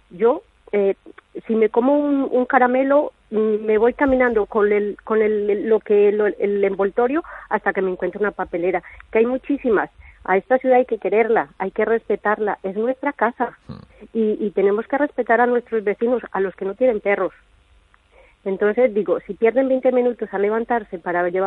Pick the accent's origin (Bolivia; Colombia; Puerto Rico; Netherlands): Colombia; now in Spain; Yo soy de Colombia.